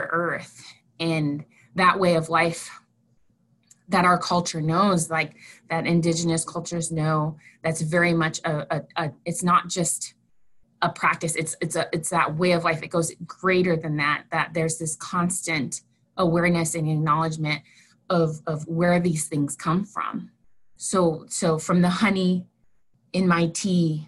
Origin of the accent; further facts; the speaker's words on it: North Central South Dakota, United States; I grew up in North Central South Dakota, and I was raised by my grandparents.